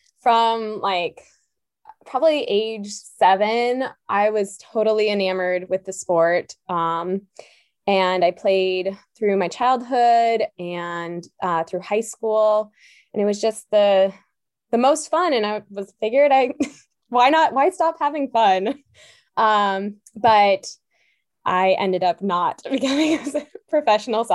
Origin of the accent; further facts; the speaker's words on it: Alaska, United States; moved away as an adult; also born or lived in Providence, Rhode Island; now in New Orleans, United States; I am born and raised in Alaska.